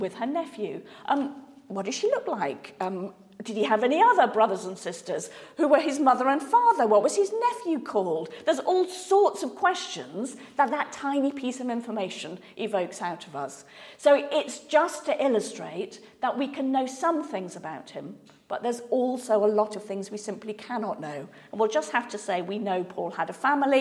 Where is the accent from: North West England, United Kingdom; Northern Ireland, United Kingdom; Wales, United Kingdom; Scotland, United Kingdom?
North West England, United Kingdom; Manchester; moved away as an adult; now in South of England, United Kingdom; I grew up in Manchester and now live in the South.